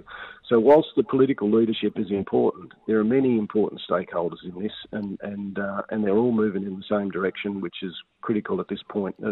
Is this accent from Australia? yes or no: yes; North West Coast, Tasmania, Australia; I grew up on the Northwest Coast